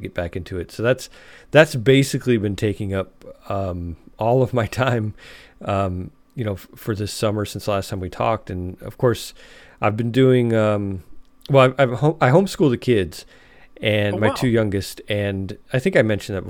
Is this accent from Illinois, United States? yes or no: yes; Chicago, Illinois, United States; moved away as an adult; now in Alabama, United States; I grew up in Chicago